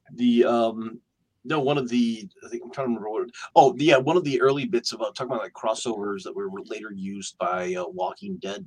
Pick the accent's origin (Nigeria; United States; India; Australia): United States; Michigan; I am from Michigan